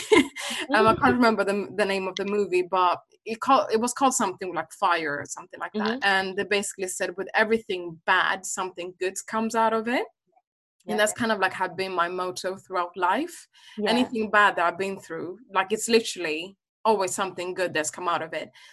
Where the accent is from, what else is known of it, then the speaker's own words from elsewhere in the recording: Sweden; I'm originally from Uganda, but I was born and raised in Sweden